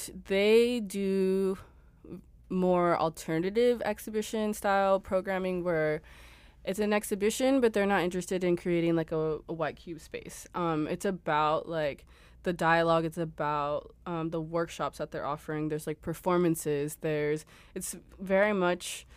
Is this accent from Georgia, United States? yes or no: no; Los Angeles, California, United States; moved away as an adult; also born or lived in Berlin; I was born in Los Angeles. I also went to school out there